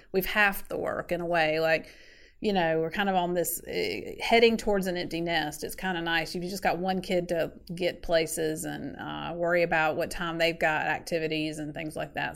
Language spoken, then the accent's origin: English; Sanford, North Carolina, United States; also born or lived in Wilmington, North Carolina; grew up in Sanford, North Carolina, which is about an hour south of Raleigh